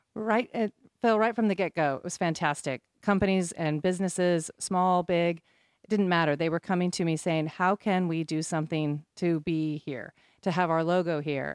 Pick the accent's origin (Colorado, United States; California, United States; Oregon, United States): Oregon, United States; Bend; moved away as an adult; now in Southern Pines, United States; I grew up in Bend, Oregon.